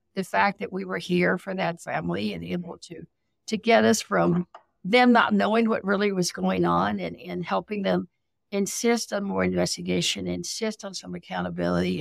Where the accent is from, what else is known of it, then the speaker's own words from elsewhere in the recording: South Texas, United States; I grew up poor in South Texas